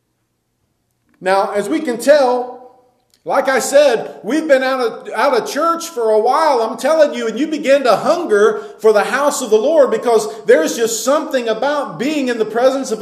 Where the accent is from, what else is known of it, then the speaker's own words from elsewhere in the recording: United States; we as Americans